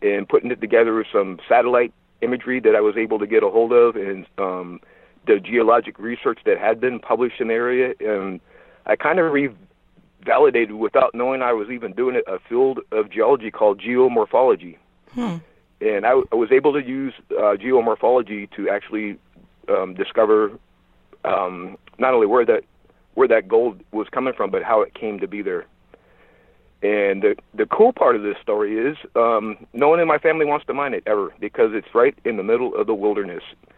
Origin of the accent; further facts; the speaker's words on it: Cave Junction, Oregon, United States; moved away as an adult; also born or lived in Sacramento; moved back to my hometown in southern Oregon, a little town called Cave Junction where I grew up.